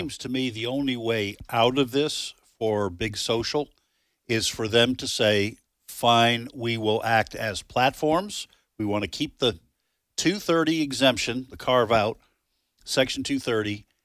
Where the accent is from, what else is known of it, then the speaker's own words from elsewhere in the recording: United States; I'm American